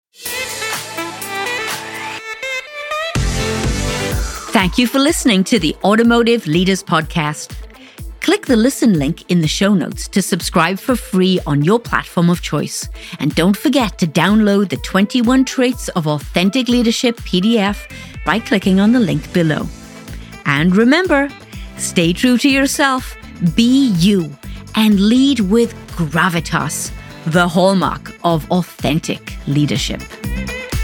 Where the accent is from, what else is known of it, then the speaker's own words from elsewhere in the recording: Wales, United Kingdom; moved away; Wales, my home country